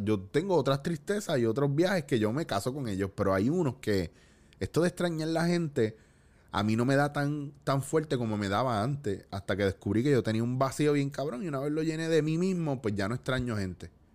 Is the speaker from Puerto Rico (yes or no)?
yes; Cabo Rojo, Puerto Rico; yo me crié en Cabo Rojo